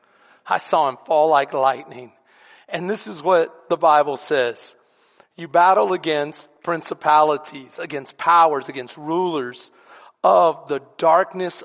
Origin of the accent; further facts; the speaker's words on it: Houston, Texas, United States; also born or lived in Bastrop, Texas / San Antonio, Texas; I grew up in some of the worst neighborhoods in Houston and in San Antonio, because he always ministered inner city